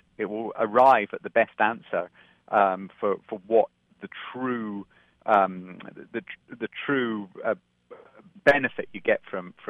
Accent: Scotland, United Kingdom; also born or lived in London; I was born in London, but I grew up in Scotland, so I've kind of moved around everywhere.

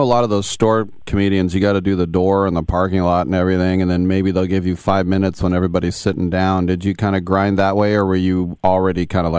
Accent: East Bay, California, United States; growing up in the East Bay here and you know, just so many different nationalities

